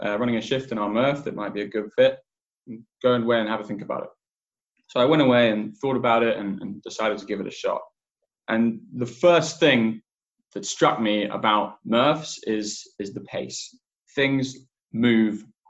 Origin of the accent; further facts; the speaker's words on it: England, United Kingdom; also born or lived in Cape Town, South Africa; I grew up in England